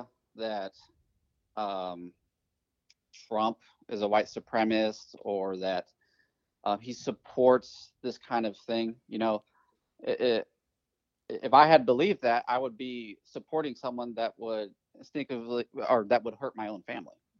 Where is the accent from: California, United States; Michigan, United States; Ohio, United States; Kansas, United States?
California, United States; I grew up in California